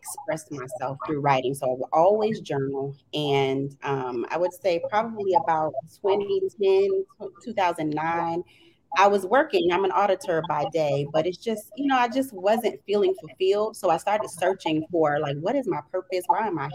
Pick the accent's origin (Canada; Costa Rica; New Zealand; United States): United States; Jacksonville, Florida; moved away as an adult; now in Washington, D.C., United States; I'm originally from Jacksonville, Florida